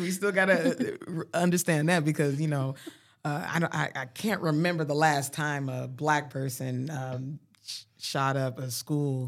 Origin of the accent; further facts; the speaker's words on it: Colorado, United States; moved away; I was from Colorado